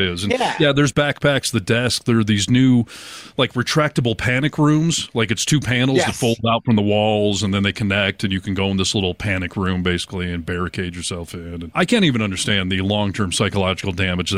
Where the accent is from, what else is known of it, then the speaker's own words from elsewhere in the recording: Michigan, United States; growing up in Michigan, we did tornado drills